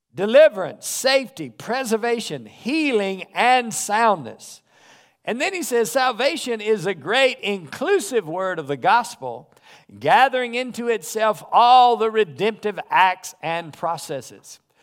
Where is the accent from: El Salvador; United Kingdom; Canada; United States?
United States; North Carolina; I grew up in the South. And so I grew up in North Carolina